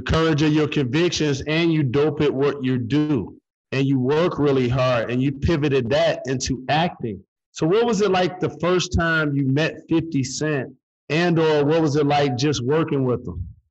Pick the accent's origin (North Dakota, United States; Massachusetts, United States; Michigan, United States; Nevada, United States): Michigan, United States; Detroit; like me, she's from Detroit.